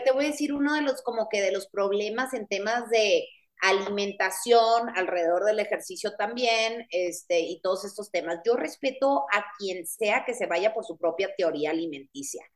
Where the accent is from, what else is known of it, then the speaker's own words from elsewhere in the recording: Guaymas, Sonora, Mexico; yo soy de Guaymas, Sonora